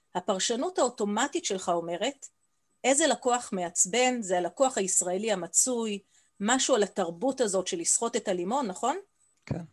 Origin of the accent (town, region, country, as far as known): Israel